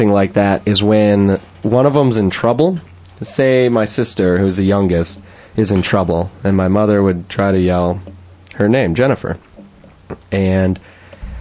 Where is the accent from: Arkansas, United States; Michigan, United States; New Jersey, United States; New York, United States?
Michigan, United States; Lake Orion; moved away; my hometown in Lake Orion